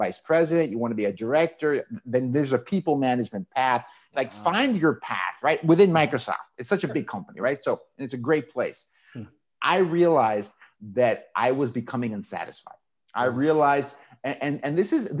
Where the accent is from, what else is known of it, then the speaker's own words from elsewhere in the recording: Tijuana, Baja California, Mexico; accent: Southern California; born and raised in Tijuana, Mexico, on the border with the U.S.